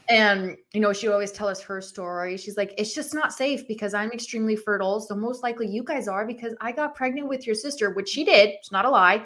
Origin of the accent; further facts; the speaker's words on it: Agua Dulce, California, United States; I grew up in California, but I grew up on a ranch